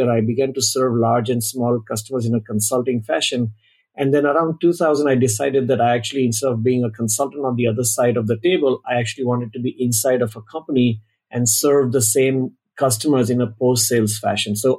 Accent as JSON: {"language": "English", "town": "Mumbai", "region": "Maharashtra", "country": "India", "tie": "born or raised there", "moved": "as an adult", "lives_now": "Bay Area, United States", "said": "I was born in Mumbai, India, many years ago, and I'm based out of the Bay Area since around 2000, so 23 years locally"}